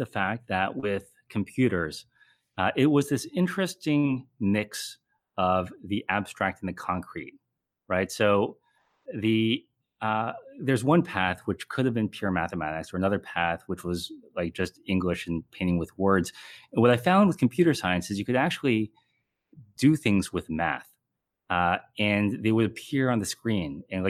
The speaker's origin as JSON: {"language": "English", "town": "Columbus", "region": "Ohio", "country": "United States", "tie": "born or raised there", "said": "So we grew up among the cornfields and bass ponds of central Ohio. {S0} Wow. {S1} So, yeah, Columbus, Ohio."}